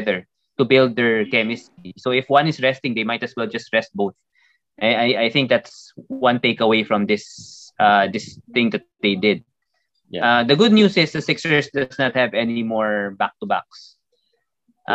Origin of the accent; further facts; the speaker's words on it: Philippines; we are from the Philippines.